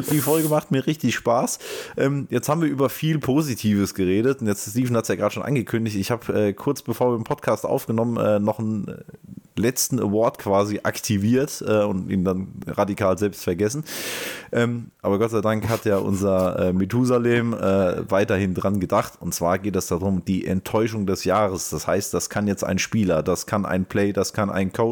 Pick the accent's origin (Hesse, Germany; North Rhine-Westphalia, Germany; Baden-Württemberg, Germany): Hesse, Germany; Frankfurt; ich als Frankfurter